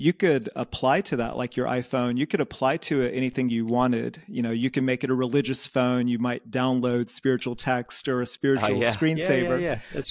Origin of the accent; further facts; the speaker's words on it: Georgia, United States; moved away as an adult; also born or lived in Athens, Georgia / Asia; now in Groningen, Netherlands; I grew up in Georgia, so in the American South